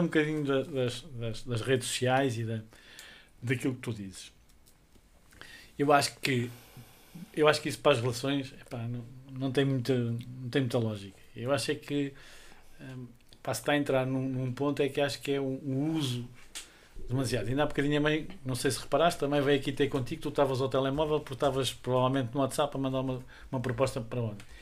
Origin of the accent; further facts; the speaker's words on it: Covilhã, Centro, Portugal; now in Lisbon, Portugal; nós vinhamos da Covilhã, portanto tínhamos que vir e emigrar